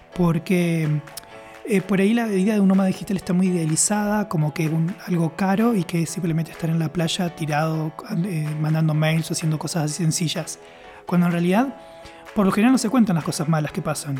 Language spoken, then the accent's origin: Spanish; Argentina; moved away; yo soy de Occidente, estamos por ahí en Argentina